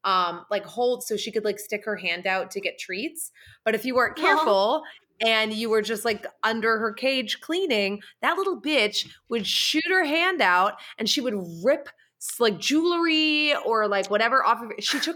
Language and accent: English; Massachusetts, United States; born or raised there; moved away